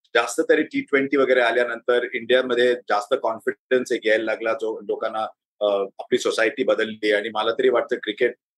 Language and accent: Marathi; Hyderabad, Telangana, India; moved away as an adult; also born or lived in Aurangabad; now in Mumbai, India; तेव्हापासून आम्ही हैदराबादमध्ये स्थायिक झालो आणि त्या निजामाच्या टेरिटरीमध्ये असल्यामुळे हैदराबादमध्ये मराठी बोलणारी खूप लोक होती पण मराठी शिकलो नाही